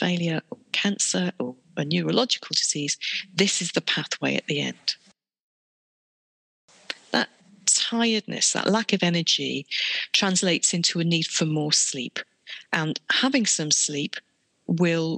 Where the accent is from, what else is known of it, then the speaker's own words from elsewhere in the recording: United Kingdom; we're British